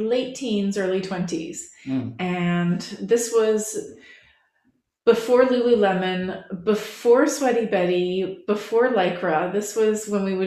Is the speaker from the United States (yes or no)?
no; Canada; moved away as an adult; now in England, United Kingdom; I'm a Canadian that lives in England. I've lived here for a couple decades now